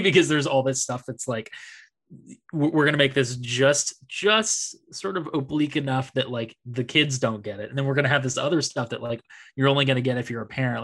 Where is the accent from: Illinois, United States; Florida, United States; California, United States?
California, United States; Bay Area; I grew up in the Bay Area